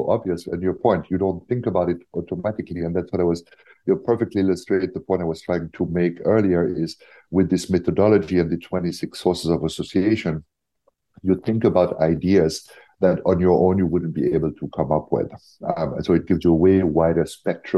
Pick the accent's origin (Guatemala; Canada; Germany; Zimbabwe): Germany; I'm from Germany